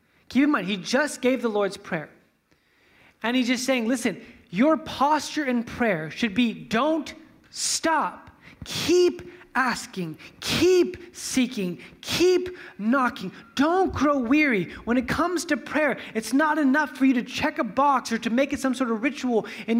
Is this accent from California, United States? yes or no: yes; Fresno, California, United States; You know, like I'm from Fresno, so we'll see like, you know, how close I can get.